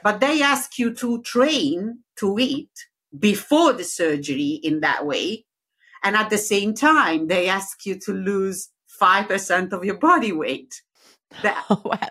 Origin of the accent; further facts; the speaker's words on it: Rome, Lazio, Italy; accent: Italian; English is a second language; now in Leicester, United Kingdom; Originally from Rome